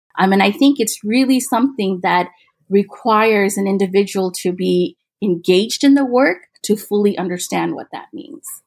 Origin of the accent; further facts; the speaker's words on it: Midwest, United States; I, I grew up in the Midwest